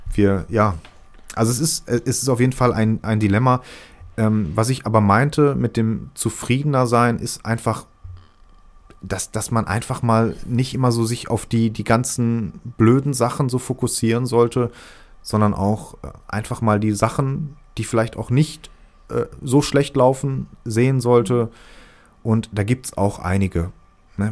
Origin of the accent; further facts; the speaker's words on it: Ruhrpott, North Rhine-Westphalia, Germany; accent: Pott dialect; diesen Pott-Dialekt, den ich halt wieder habe